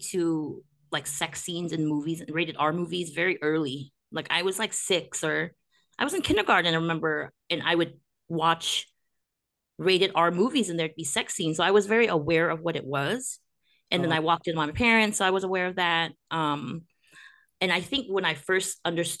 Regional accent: Monterey Park, California, United States; I'm Cambodian, but I grew up in Monterey Park, and I went to school there

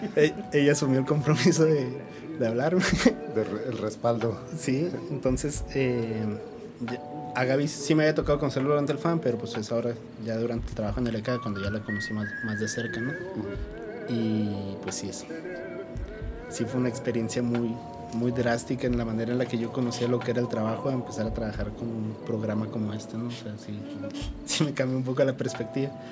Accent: San Juanito, Chihuahua, Mexico; now in Chihuahua, Mexico; yo no soy de aquí de la ciudad, yo soy de San Juanito, Chihuahua.

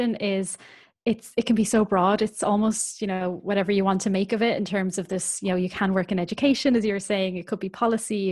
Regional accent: Ireland; moved away as an adult; also born or lived in Northern Ireland; now in North East England, United Kingdom; I'm from Ireland

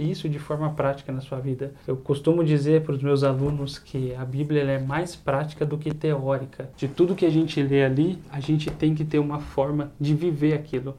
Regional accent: Campinas, São Paulo, Brazil; eu sou aqui de Campinas, eu tenho 29 anos

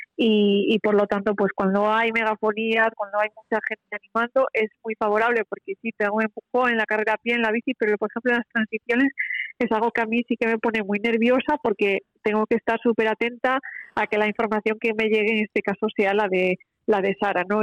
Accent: Vigo, Galicia, Spain; yo soy de Vigo, pero Pontevedra está, está a un paso de, mi ciudad

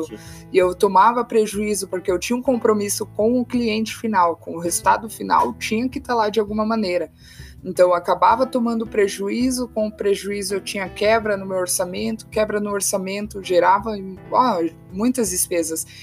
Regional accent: Santa Catarina, Brazil; moved away; eu sou de Santa Catarina

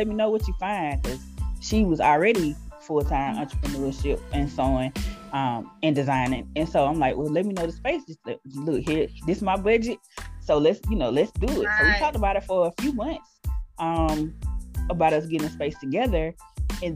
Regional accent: Montgomery, Alabama, United States; moved away as an adult; now in Birmingham, United States; I'm originally from Montgomery, Alabama

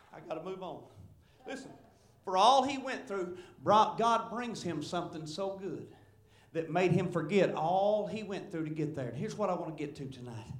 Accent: Marshall, Arkansas, United States; I'm from Searcy County, Arkansas, and Marshall

